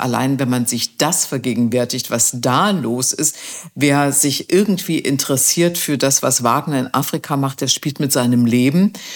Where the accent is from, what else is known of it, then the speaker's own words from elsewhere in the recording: East Germany, Germany; Ich bin in der DDR groß geworden.